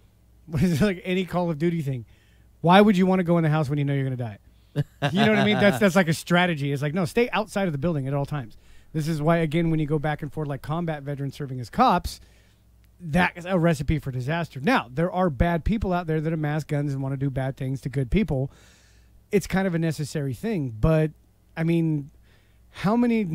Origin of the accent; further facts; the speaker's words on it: United States; I'm American